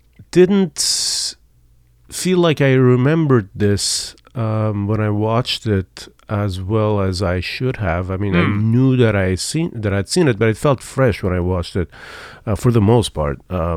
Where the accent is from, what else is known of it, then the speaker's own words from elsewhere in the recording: Iran; So I am from Iran.